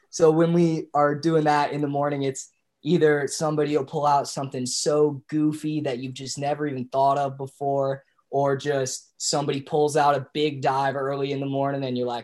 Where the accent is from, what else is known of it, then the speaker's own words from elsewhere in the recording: Knoxville, Tennessee, United States; moved away; I'm from Knoxville, Tennessee.